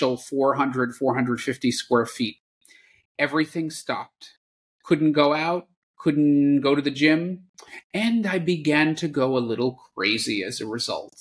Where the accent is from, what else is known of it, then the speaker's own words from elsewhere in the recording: New York City, New York, United States; moved away as an adult; also born or lived in Washington, D.C.; I was born and raised in the New York City area, and that's where I grew up.